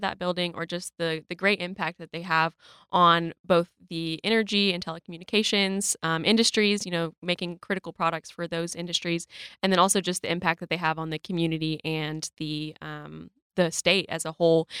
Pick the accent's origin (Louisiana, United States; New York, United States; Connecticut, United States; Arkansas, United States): Arkansas, United States; Rogers; I am from Rogers